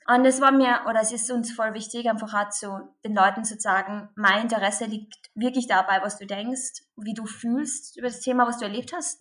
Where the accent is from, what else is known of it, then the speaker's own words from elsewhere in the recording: Carinthia, Austria; accent: Carinthian dialect; now in Vienna, Austria; ich komme aus dem wunderschönen Kärnten in Österreich. Was man wahrscheinlich jetzt dann auch ein bisschen an meinem Dialekt hören wird